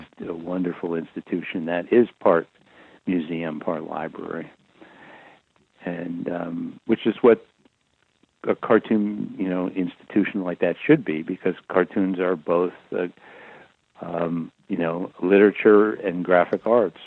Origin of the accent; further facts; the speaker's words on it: Fairfield County, Connecticut, United States; I grew up in Fairfield County, Connecticut